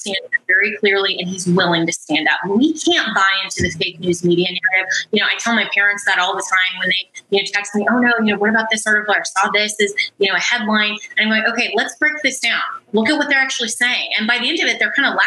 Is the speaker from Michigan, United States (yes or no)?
no; Colorado, United States; I come from Colorado